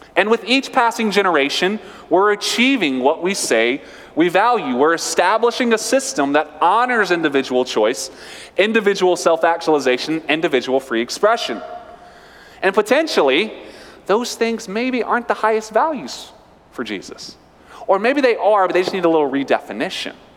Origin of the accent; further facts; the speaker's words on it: North Carolina, United States; I'm from North Carolina.